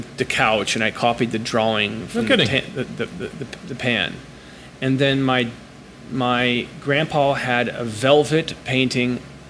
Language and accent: English; Ohio, United States; Oh, yeah, from Ohio. So I had no connection at all to real art.